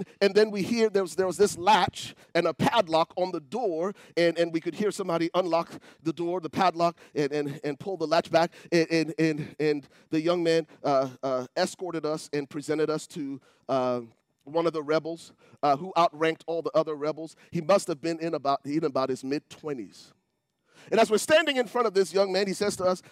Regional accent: Liberia; moved away; I come from Liberia

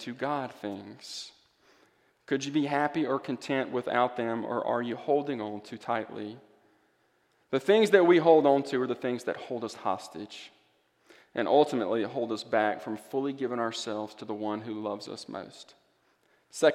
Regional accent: Greenville, Mississippi, United States; moved away; That's my hometown.

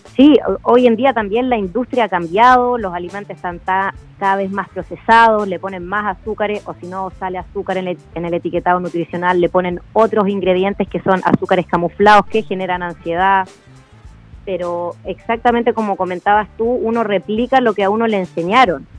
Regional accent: Pirque, Santiago Metropolitan Region, Chile; yo vivía en el campo, yo, soy de Pirque, y mi mamá siempre me mandó fruta al colegio

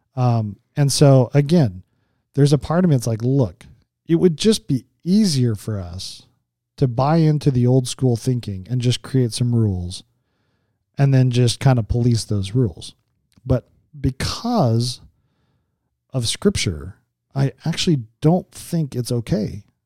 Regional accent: Las Vegas, Nevada, United States; I'm from Vegas.

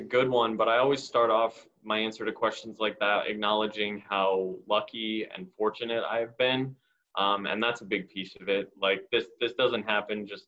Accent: Phoenix, Arizona, United States; born and raised in Phoenix and a lifelong Suns fan

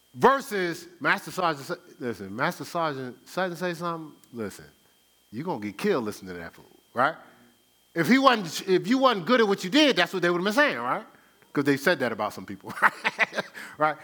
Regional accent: Newark, New Jersey, United States; I grew up in Newark

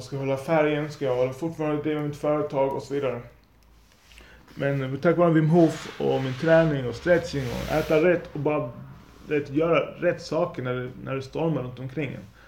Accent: Lund, Skåne, Sweden; Jag är från Lund

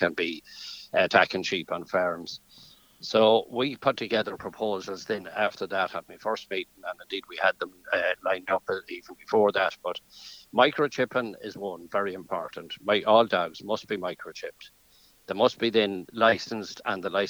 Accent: County Leitrim, Connacht, Ireland; I'm from County Leitrim, a sheep farmer, sheep and suckler farmer in County Leitrim

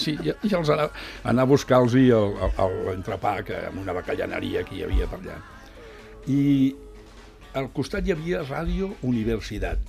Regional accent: Barcelona, Catalonia, Spain; vaig néixer a Sant, a Sant Andreu.

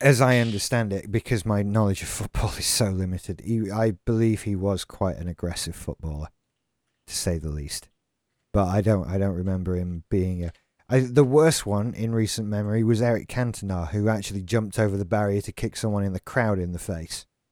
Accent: Doncaster, Yorkshire and the Humber, United Kingdom; we have Robin Hood Airport in Doncaster, my hometown

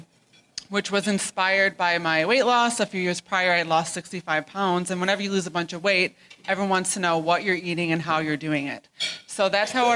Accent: East Grand Rapids, Michigan, United States; moved away as an adult; also born or lived in Boston; I grew up in East Grand Rapids

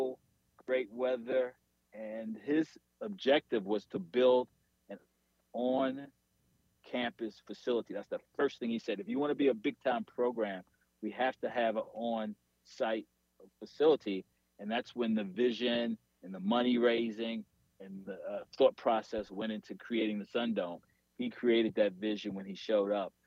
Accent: Washington, District of Columbia, United States; moved away; I grew up in Washington

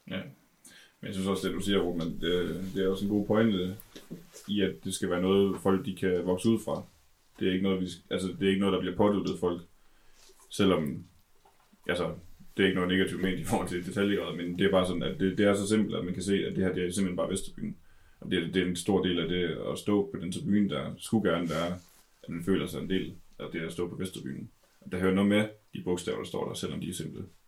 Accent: Denmark; vi er danskere

